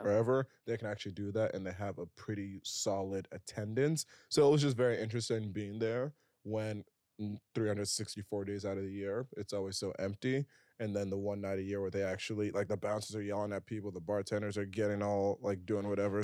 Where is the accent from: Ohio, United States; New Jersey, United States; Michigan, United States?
New Jersey, United States; Princeton; now in New York, United States; I grew up around the Princeton area